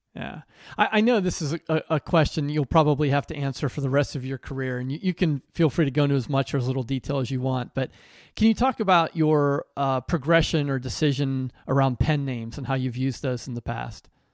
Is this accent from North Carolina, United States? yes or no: no; Pennsylvania, United States; moved away; also born or lived in New Jersey; I was born and raised in Pennsylvania